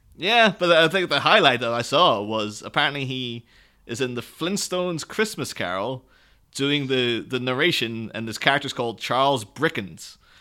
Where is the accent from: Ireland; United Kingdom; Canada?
Ireland; I'm Irish myself